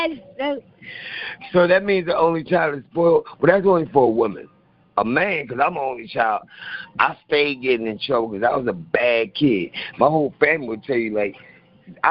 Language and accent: English; Philadelphia, Pennsylvania, United States; also born or lived in Ocean City, Maryland; I'm from Philly